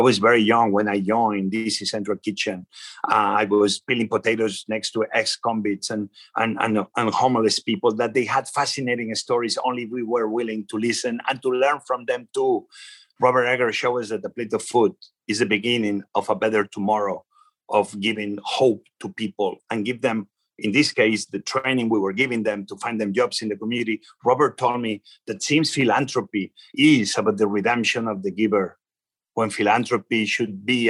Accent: Spain; English is a second language; now in Washington, D.C., United States; I know where I come from. I come from Spain. You see my accent, everybody knows it

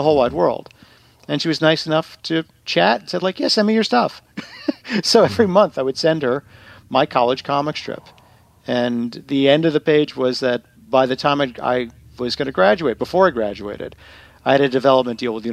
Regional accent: Long Island, New York, United States; I grew up in Long Island, New York

